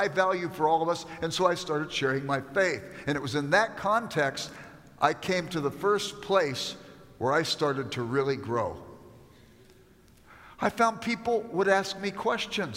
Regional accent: Los Angeles, California, United States; I grew up in South Central Los Angeles

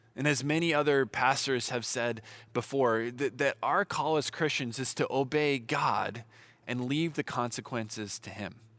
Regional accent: Southern California, United States; I'm from Southern California

